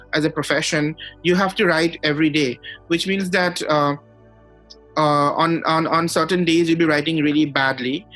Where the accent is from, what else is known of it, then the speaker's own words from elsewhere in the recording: Guwahati, Assam, India; we are both from Guwahati